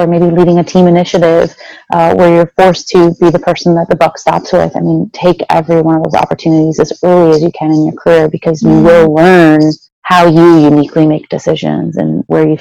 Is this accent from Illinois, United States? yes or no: yes; Chicago, Illinois, United States; now in Seattle, United States; I grew up in the Midwest. So I grew up in Chicago